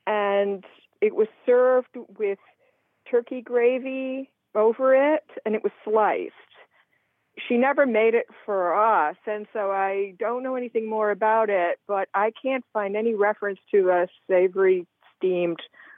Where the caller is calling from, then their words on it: Oak Bluffs, Massachusetts, United States; Oak Bluffs, Massachusetts.